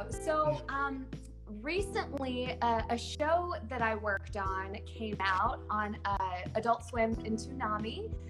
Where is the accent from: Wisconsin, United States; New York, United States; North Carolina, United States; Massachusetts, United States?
North Carolina, United States; I grew up in North Carolina, so we never had snow on Christmas.